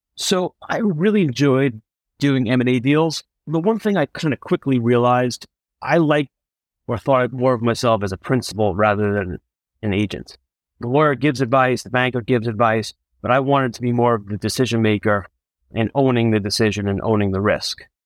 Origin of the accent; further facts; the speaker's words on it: Rockville Centre, New York, United States; I grew up in Long Island, New York, in a town called Rockwell Center